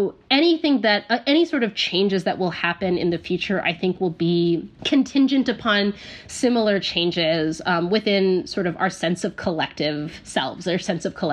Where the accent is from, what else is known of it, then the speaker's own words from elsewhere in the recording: United States; being an American